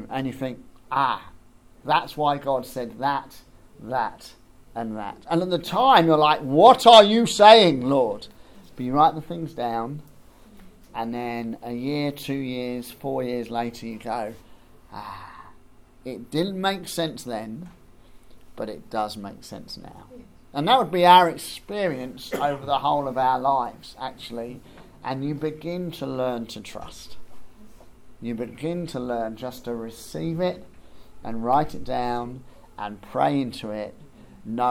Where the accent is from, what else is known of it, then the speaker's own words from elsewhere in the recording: Bedford, East of England, United Kingdom; moved away as an adult; also born or lived in East Grinstead; I grew up in Bedford